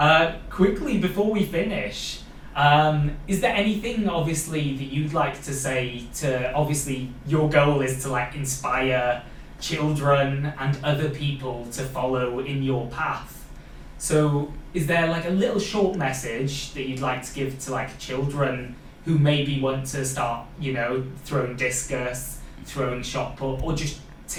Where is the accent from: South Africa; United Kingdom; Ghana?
United Kingdom; Wales; accent: Welsh; I've got like my Welsh accent coming through.